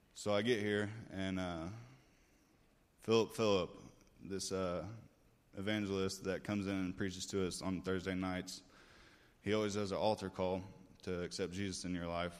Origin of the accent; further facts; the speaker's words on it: Carbondale, Illinois, United States; moved away; I was born in Carbondale, Illinois, about six and a half hours south of here